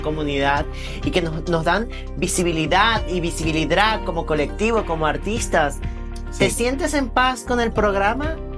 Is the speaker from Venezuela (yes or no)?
yes; Venezuela; somos los venezolanos